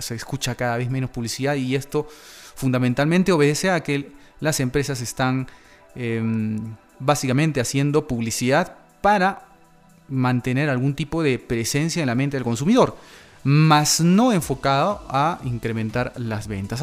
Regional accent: Peru; de mi país, de Perú

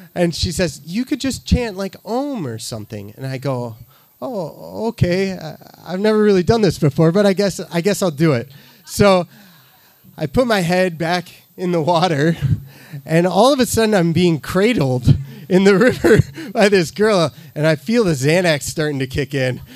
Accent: Midwest, United States; I'm from the Midwest

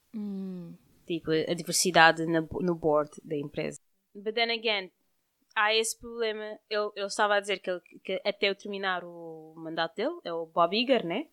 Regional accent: Cape Verde; nós somos de Cabo Verde

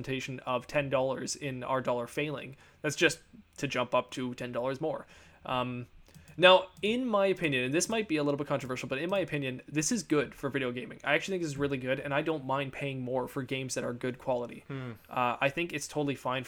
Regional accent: Canada; we are Canadian

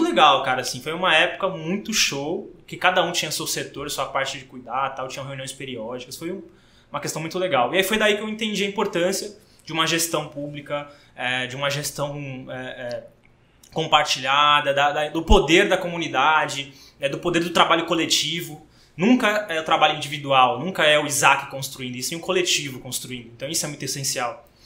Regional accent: Praia Grande, São Paulo, Brazil; also born or lived in Santos; eu sou nascido em Santos, né? É, todo mundo acha que eu nasci na Praia Grande, mas nasci em Santos. Eu vim pra cá com 4 anos de idade pra Praia Grande

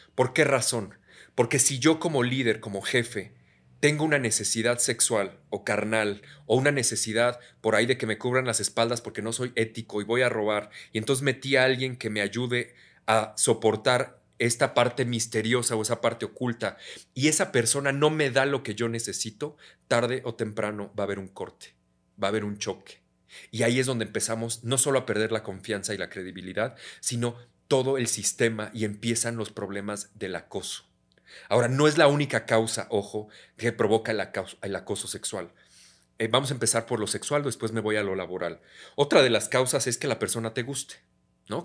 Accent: Mexico; also born or lived in United States; Como soy, abrazando, como todo un mexicano

